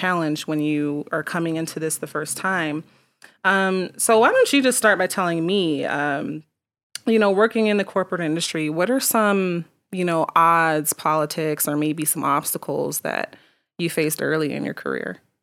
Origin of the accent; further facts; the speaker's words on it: Colorado Springs, Colorado, United States; I was born in Colorado Springs